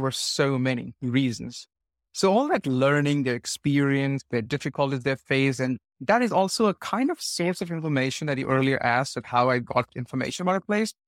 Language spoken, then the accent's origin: English; India; moved away; I'm from India originally